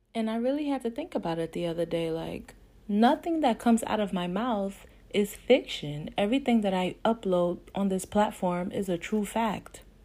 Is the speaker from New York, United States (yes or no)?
yes; Brooklyn, New York, United States; growing up in Brooklyn